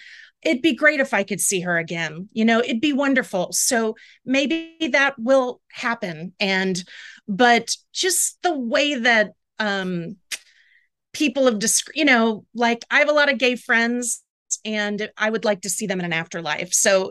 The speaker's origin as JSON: {"language": "English", "region": "the South", "country": "United States", "tie": "born or raised there", "said": "So I grew up in the South and I was never religious."}